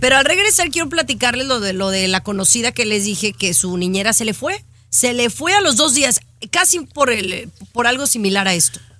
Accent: Jalisco, Mexico; la gente que somos de Jalisco

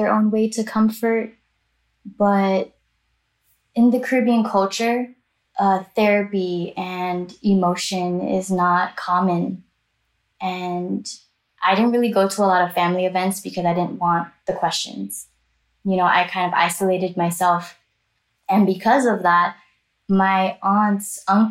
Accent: Miami, Florida, United States; I am Chinese Jamaican American. I grew up in Miami, Florida, and back and forth to Jamaica, summers, holidays

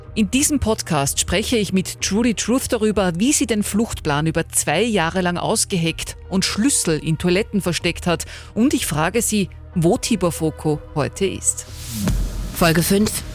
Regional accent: Upper Austria, Austria; zumindest hier bei uns in Oberösterreich

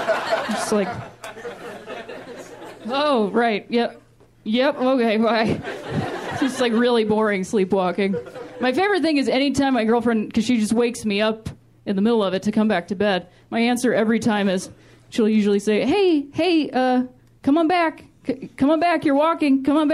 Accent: Ohio, United States; Like I said, I'm from Ohio, which I like to call the thinking man's Indiana.

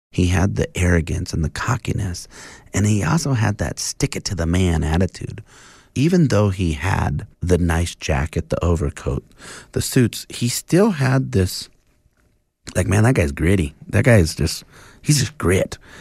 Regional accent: Montana, United States; moved away; also born or lived in Alaska / Spokane, Washington / Idaho; So I was born in Alaska. I was raised in Montana

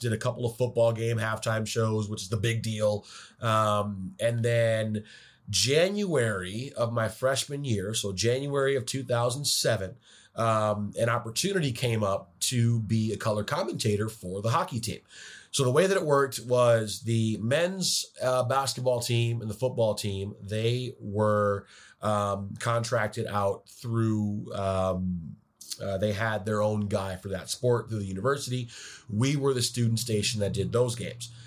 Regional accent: Detroit, Michigan, United States; moved away as an adult; also born or lived in Ann Arbor, Michigan / Ohio / Chicago; now in Seattle, United States; growing up in Detroit

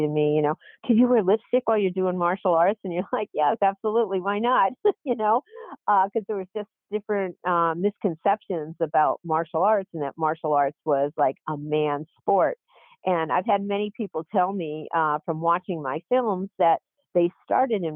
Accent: Scranton, Pennsylvania, United States; moved away; also born or lived in Wilmington, Delaware; I loved growing up in Scranton

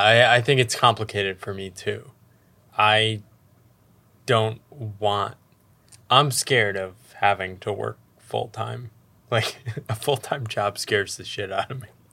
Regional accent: United States; growing up in the American economy

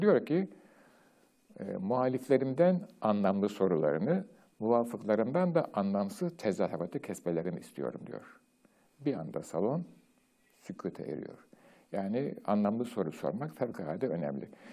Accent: Turkey; Türkiye'de doğdum, büyüdüm, yaşadım

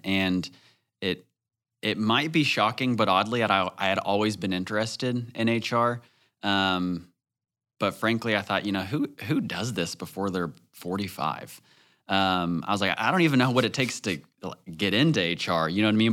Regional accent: Northwest Arkansas, United States; growing up in Northwest Arkansas, I, I would say I lived a pretty sheltered childhood

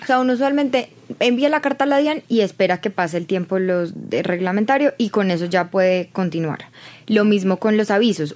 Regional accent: Colombia

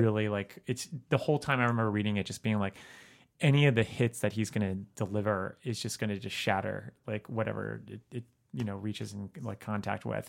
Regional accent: South Florida, United States; I grew up in South Florida

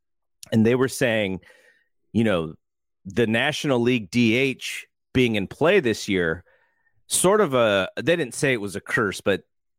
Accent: California, United States; the Giants were on KTVU when we were growing up in the Bay Area

